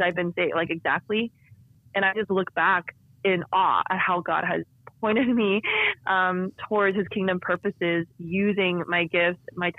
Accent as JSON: {"language": "English", "area": "San Francisco Bay Area", "region": "California", "country": "United States", "tie": "born or raised there", "said": "I was born in California in the San Francisco Bay Area, where I actually still live today with my husband"}